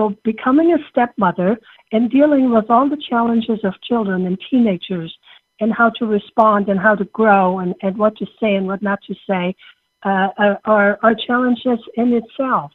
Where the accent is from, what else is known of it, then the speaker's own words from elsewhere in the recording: Germany; English is a second language; moved away as an adult; now in United States; I came from Germany as a young woman on an exchange student program and came to this wonderful country and became an American citizen